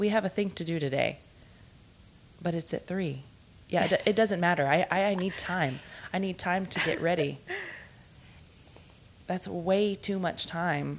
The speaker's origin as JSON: {"language": "English", "town": "Houston", "region": "Texas", "country": "United States", "moved": "yes", "said": "I'm originally from Houston. And when I first moved to the small town that we live"}